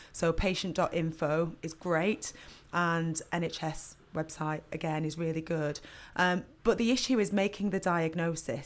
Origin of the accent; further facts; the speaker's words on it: Burnley, North West England, United Kingdom; I grew up in Burnley